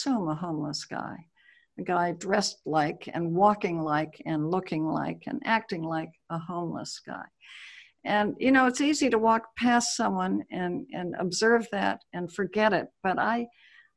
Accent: Honolulu, Hawaii, United States; moved away; I was born in Honolulu

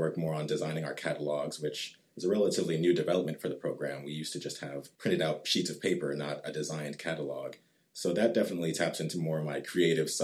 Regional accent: Richardson, Texas, United States; also born or lived in Atlanta, Georgia; I was actually born in Atlanta, Georgia, but my family moved here when I was two. So I've pretty much been raised in the North Dallas area, in Richardson specifically

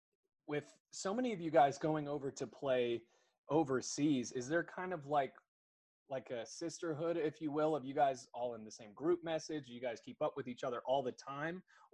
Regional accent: United States; as an American

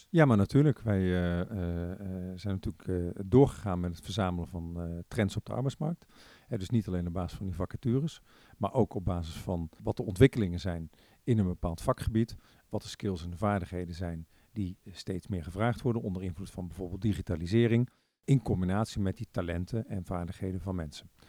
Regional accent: Breda, North Brabant, Netherlands; also born or lived in Tilburg; now in The Hague, Netherlands; geboren en getogen in Breda

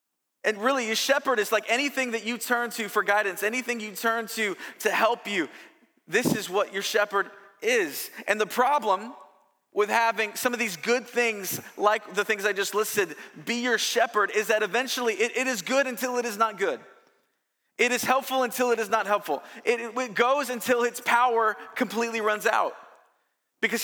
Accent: California, United States; I'm from Southern California.

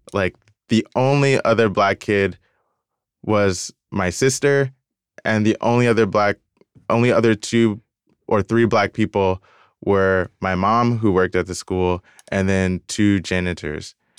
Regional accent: Decatur, Georgia, United States; moved away; also born or lived in Virginia; I grew up in Atlanta, I grew up in Decatur, and so it was just like all black

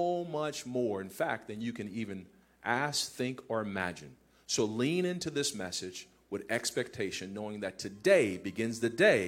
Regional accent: Compton, California, United States; I grew up in Compton. We had Sunny Delight in Compton, California.

